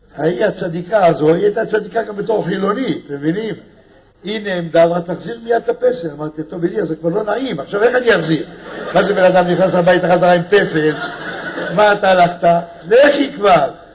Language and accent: Hebrew; Israel; אני בא מארץ של זחוק, של פלאפל